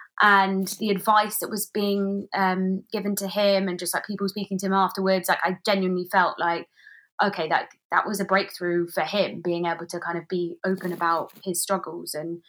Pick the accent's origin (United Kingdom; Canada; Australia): United Kingdom; Maidenhead, South East England; So we've been in communication with the local council in my hometown of Maidenhead.